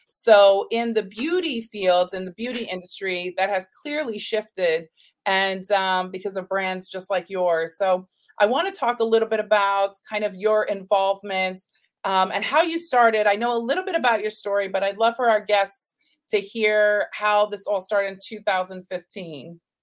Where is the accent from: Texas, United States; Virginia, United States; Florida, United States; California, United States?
Texas, United States; also born or lived in New York City; growing up in Texas, that I'm my family is actually Native American